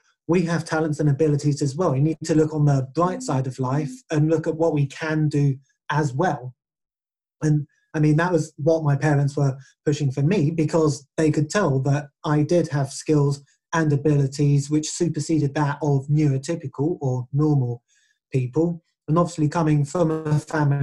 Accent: England, United Kingdom; first language English; I am English. I can speak it and write it fluently.

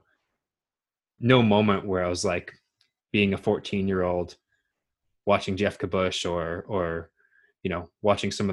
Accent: Brandon, Manitoba, Canada; now in British Columbia, Canada; I was born in Brandon, Manitoba

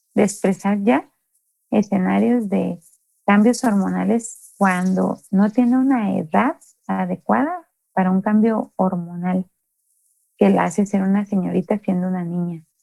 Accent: Mexico; nosotros como mexicanos

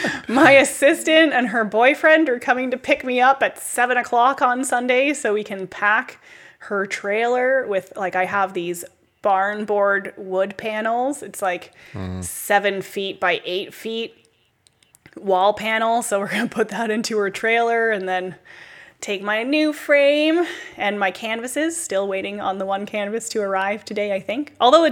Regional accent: Canada; it's hilarious to listen to as a Canadian.

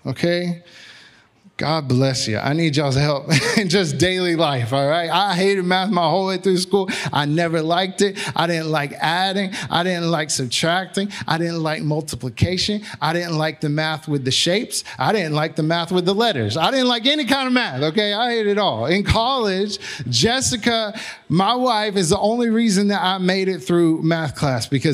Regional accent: Magnolia, United States; I'm from Magnolia

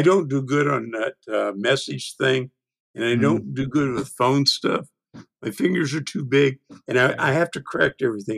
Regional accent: United States; also born or lived in New Orleans, Louisiana / East Texas; now in Fort Wayne, United States; I grew up in East Texas and New Orleans

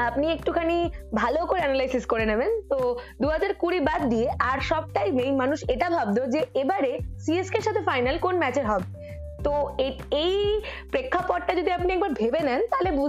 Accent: India; যতই আমরা ইন্ডিয়ান হয়েও এই ছোট ছোট ছোট ছোট টিমের ফ্যান হিসেবে ভাগাভাগি হয়ে যাই আলটিমেটলি উই আর ইন্ডিয়ান

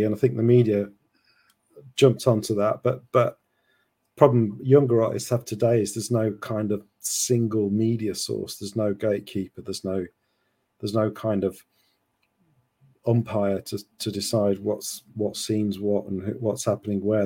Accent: Sheffield, Yorkshire and the Humber, United Kingdom; moved away; I'm from Sheffield originally

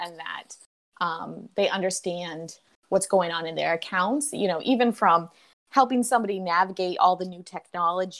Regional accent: Georgia, United States; now in New England, United States; growing up in Georgia

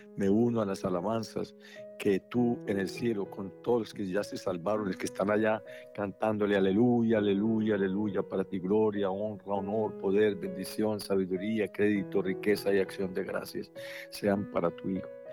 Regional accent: Colombia; para mí como colombiano

